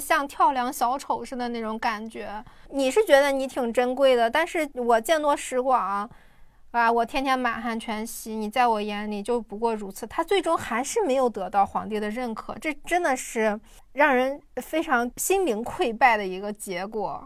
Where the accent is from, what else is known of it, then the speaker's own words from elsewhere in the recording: Shandong, China; 我是一个山东人嘛